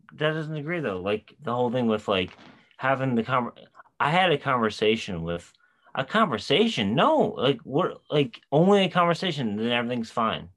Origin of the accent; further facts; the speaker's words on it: New York, United States; we're from New York